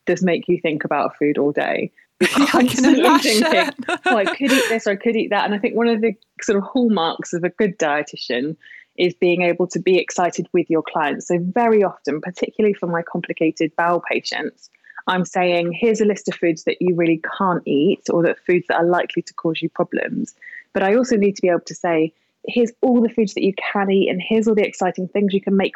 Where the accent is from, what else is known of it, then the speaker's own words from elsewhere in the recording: Yealmpton, South West England, United Kingdom; now in London, United Kingdom; I grew up in Devon, so I'm a farm girl